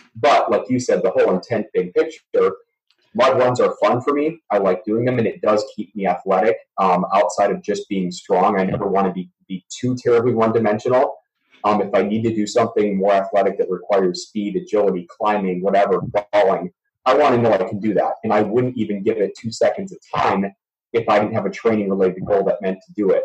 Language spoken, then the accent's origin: English; Oregon, Wisconsin, United States; moved away; So Madison, Wisconsin, um, actually um, a suburb just outside of Madison, Wisconsin, Oregon, Wisconsin, town of about well now nine thousand people. Um, that's home for me. So born and bred uh, cheesehead